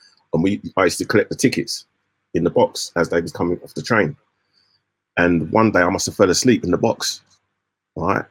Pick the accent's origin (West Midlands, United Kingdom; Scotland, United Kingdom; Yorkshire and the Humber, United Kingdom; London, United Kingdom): London, United Kingdom; I come from London